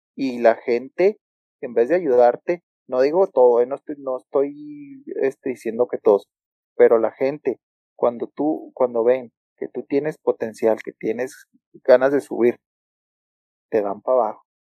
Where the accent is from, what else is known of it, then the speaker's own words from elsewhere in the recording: Hidalgo del Parral, Chihuahua, Mexico; also born or lived in Ciudad Juárez; los de Parral somos los argentinos de Chihuahua